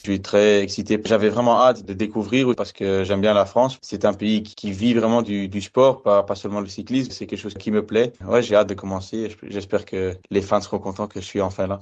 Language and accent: French; Belgium; je suis belge